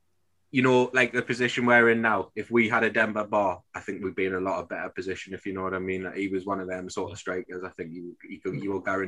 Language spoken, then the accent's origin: English; Newcastle upon Tyne, North East England, United Kingdom; as a Geordie, obviously growing up